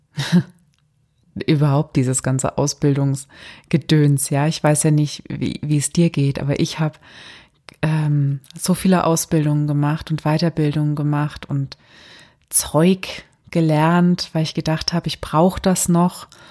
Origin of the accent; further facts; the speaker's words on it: Germany; gerade hier bei uns in Deutschland